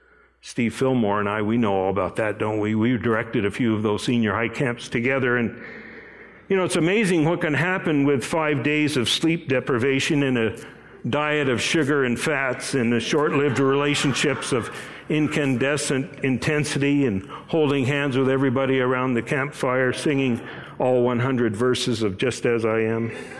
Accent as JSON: {"language": "English", "country": "Japan", "tie": "born or raised there", "said": "My parents were missionaries. I grew up in Japan, and as I was starting out in elementary school, they sent me off to a boarding school"}